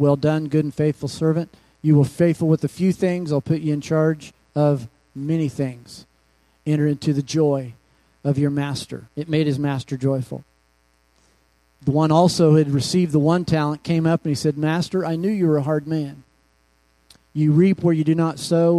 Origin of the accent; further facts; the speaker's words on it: Kansas, United States; also born or lived in Oklahoma; now in Phoenix, United States; I was raised in Kansas and Oklahoma